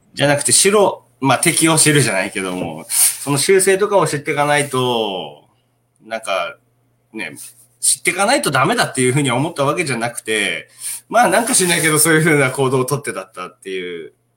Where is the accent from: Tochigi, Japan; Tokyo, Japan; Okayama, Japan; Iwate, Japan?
Iwate, Japan; Otsuchi; born or raised there